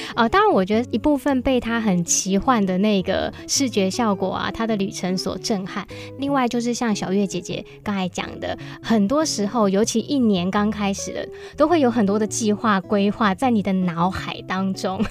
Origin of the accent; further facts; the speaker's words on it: Hsinchu, Taiwan; 我也是从小在新竹长大